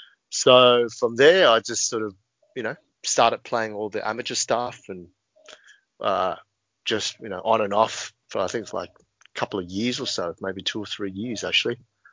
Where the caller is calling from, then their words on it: Sydney, New South Wales, Australia; I'm calling in from my humble home in Marrickville, Sydney, Australia.